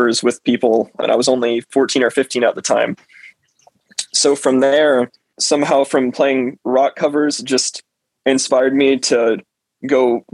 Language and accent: English; South Georgia, United States; I'm from South Georgia